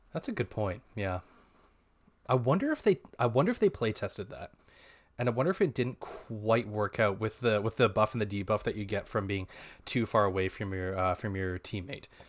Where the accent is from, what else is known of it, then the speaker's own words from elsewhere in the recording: Canada; we're Canadian, actually. We're on the west coast of Canada.